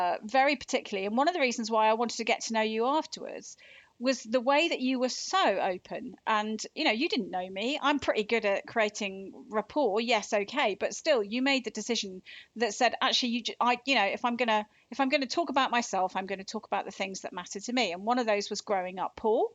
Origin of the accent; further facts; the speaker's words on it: Devon, South West England, United Kingdom; moved away; I come from Devon originally